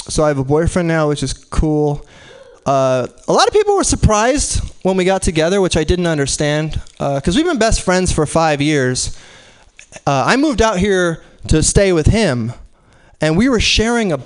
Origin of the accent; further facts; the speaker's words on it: Arizona, United States; now in San Francisco, United States; I'm from Arizona. That place is awful